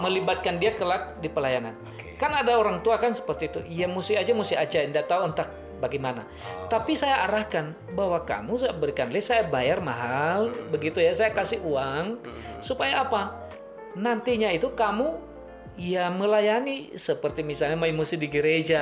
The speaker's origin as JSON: {"language": "Indonesian", "area": "Nias", "region": "North Sumatra", "country": "Indonesia", "moved": "yes", "lives_now": "Semarang, Indonesia", "said": "Saya dari Niasya"}